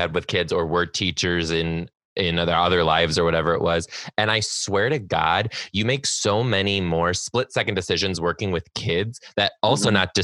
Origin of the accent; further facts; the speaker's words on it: Detroit, Michigan, United States; I'm from Detroit, so I had a local fan base